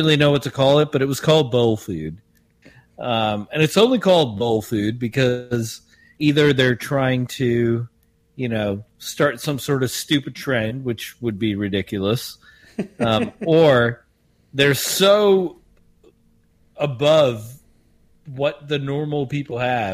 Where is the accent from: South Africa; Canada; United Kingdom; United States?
South Africa; I, being South African